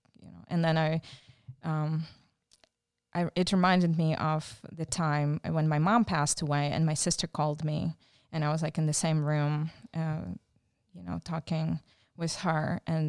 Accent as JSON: {"language": "English", "town": "Lutsk", "region": "Volyn Oblast", "country": "Ukraine", "tie": "born or raised there", "also_born_or_lived": "Czechoslovakia", "moved": "yes", "said": "I was born in Soviet Ukraine, in Lutsk, Volyn region, which is western Ukraine, western north part. And I actually grew up in Czechoslovakia. We were a military family."}